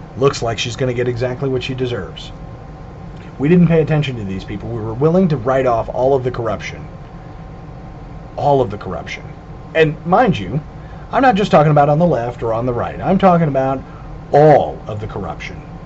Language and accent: English; Southern California, United States; When I was growing up in Southern California